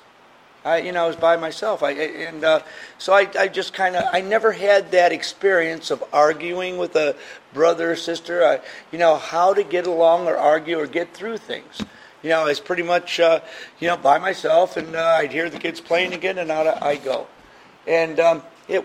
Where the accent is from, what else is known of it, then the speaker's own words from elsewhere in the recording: Michigan, United States; back in the 50s when you grew up, you had neighborhoods. I'm from Michigan, and there was no fences, so we would all meet in the backyards.